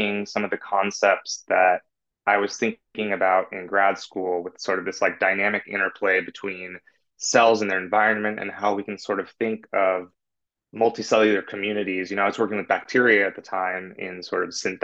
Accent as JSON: {"language": "English", "region": "California", "country": "United States", "lives_now": "San Francisco, United States", "said": "I'm from California"}